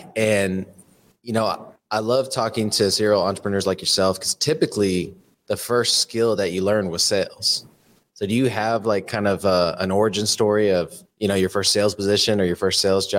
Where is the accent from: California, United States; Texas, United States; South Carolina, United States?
Texas, United States; I'm not a cowboy, but I am a Texan.